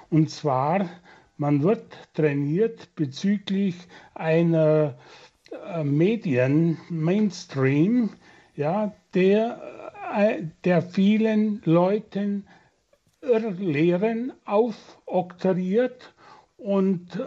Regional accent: Germany; Und ich musste mir oft als Deutscher sagen lassen, dass wir in der moralischen Dekadenz weit gefallen sind.

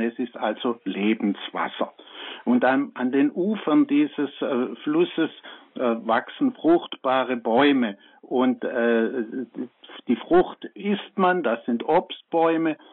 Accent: Swabia, Germany; Ich bin aus dem Schwabenland

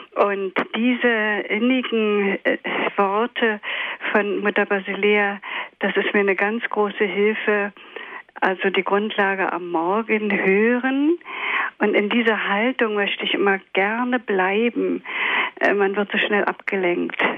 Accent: Berlin, Germany; ich bin aus Ostberlin.

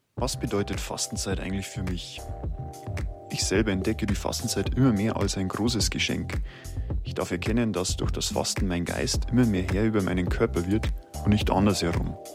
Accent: Germany; Bei uns in Deutschland

